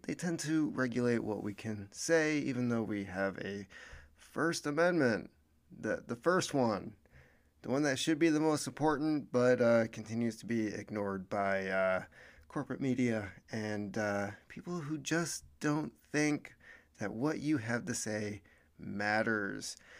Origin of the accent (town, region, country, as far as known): United States